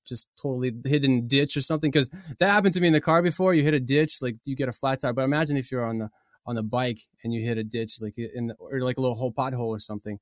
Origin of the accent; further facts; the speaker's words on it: Kyiv, Ukraine; moved away as an adult; now in Tennessee, United States; I come from Kiev, Ukraine. So I lived in the city all my life.